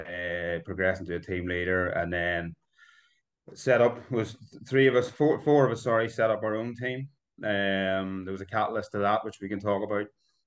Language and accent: English; Belfast, Northern Ireland, United Kingdom; also born or lived in Bangor, Northern Ireland; I'm born and bred in Northern Ireland. I was born in Belfast. I live in Bangor, which is just down the coast from Belfast now, a seaside town.